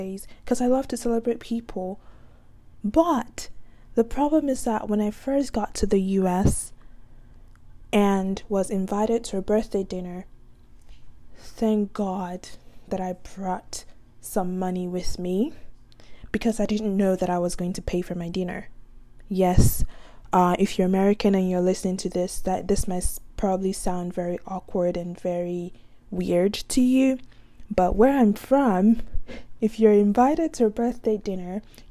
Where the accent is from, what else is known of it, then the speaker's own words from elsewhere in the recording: Nigeria; now in United States; I'm just Nigerian